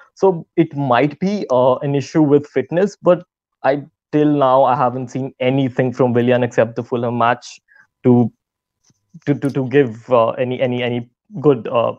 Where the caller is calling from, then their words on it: New Delhi, Delhi, India; Hi, Harry. I'm joining from New Delhi, India.